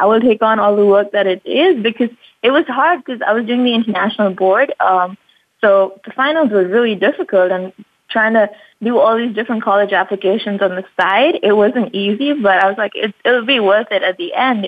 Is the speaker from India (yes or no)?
yes; Mumbai, Maharashtra, India; moved away as an adult; now in United States; I was born and raised in India, Mumbai. So that's where I've lived all my life